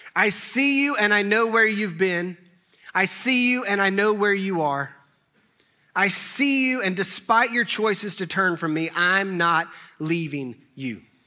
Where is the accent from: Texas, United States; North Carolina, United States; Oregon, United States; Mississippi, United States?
North Carolina, United States; Clemmons; I grew up in Clemens